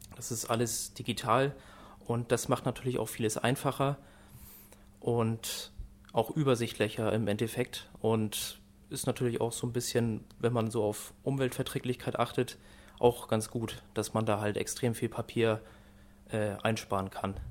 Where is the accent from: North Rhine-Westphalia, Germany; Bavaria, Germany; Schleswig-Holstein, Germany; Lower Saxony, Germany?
Schleswig-Holstein, Germany; Norddeich; ich komme aus Nordeich, also auch aus Dithmarschen